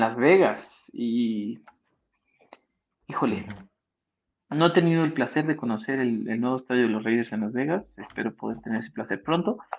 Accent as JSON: {"language": "Spanish", "country": "Mexico", "said": "Como mexicano no me afectó mucho a mí estar allá"}